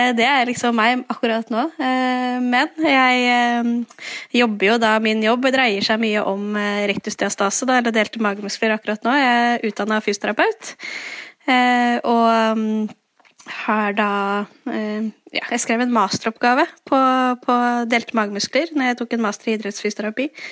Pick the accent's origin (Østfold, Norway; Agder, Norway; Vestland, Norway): Østfold, Norway; Fredrikstad; now in Nøtterøy, Norway; Jeg er fra Fredrikstad